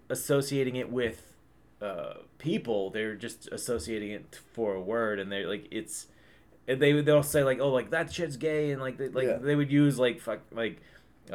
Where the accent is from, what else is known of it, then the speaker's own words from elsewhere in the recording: Long Island, New York, United States; I'm from Long Island